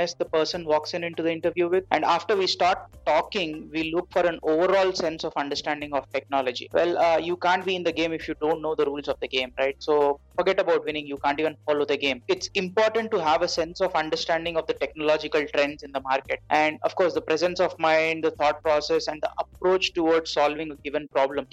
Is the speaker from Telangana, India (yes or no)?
yes; Hyderabad, Telangana, India; also born or lived in Mumbai; I moved back to Hyderabad, my hometown